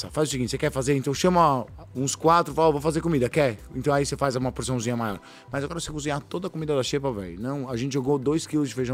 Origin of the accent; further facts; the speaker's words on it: São Paulo, Brazil; é que eu sou de São Paulo, biscoito.